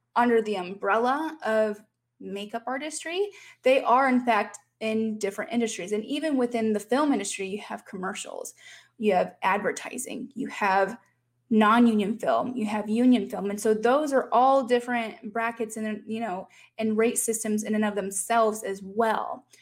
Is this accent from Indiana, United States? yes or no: yes; Fort Wayne, Indiana, United States; moved away; my hometown of Fort Wayne, Indiana